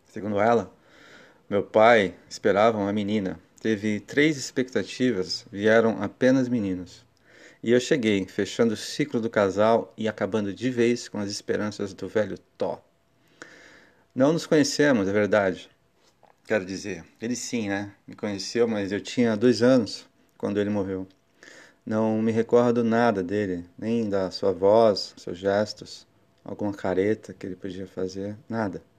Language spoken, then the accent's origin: Portuguese; Santos, São Paulo, Brazil; born there; Entre todos os irmãos, somente eu nasci em Santos